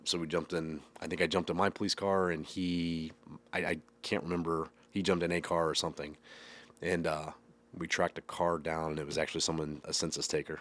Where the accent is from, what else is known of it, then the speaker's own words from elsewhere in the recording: Waterloo, Illinois, United States; also born or lived in Columbia, Illinois; I grew up kind of in the Monroe County area, started in Waterloo, and then from there we bounced to Columbia, moved there in eighth, my eighth grade year, went to high school there